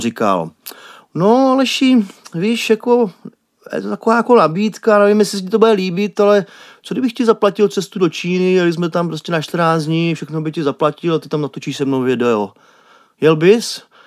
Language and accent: Czech; Prague, Czechia; já jsem Pražák